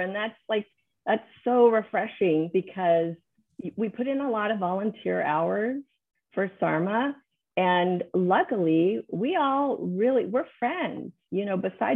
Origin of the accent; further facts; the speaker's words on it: San Antonio, Texas, United States; I'm born and raised in San Antonio. I have never left San Antonio, permanently in all my life